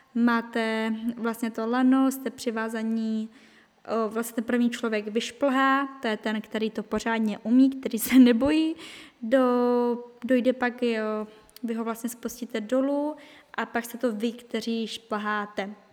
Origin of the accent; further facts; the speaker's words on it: Czechia; moved away as an adult; now in France; jsem Češka, že jsem z Česka